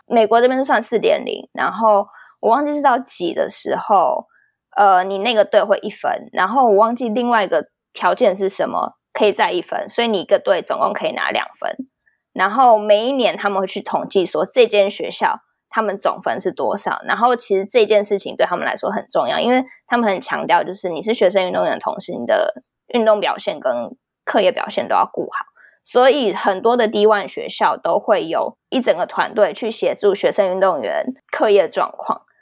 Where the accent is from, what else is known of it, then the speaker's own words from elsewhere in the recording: Taiwan; moved away as an adult; now in United States; 我在台湾当过球精